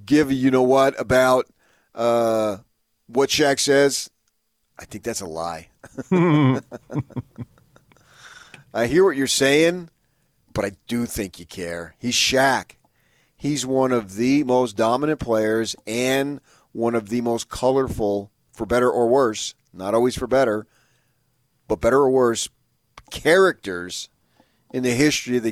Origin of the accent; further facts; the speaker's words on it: Parsippany, New Jersey, United States; moved away; They filmed the thing in my hometown, my original hometown.